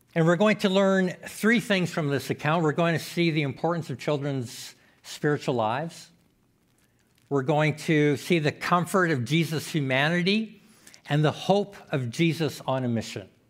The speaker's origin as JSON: {"language": "English", "region": "Saskatchewan", "country": "Canada", "tie": "born or raised there", "also_born_or_lived": "Manitoba", "moved": "yes", "lives_now": "Saskatoon, Canada", "said": "I was born in Saskatchewan, then kinda moved away"}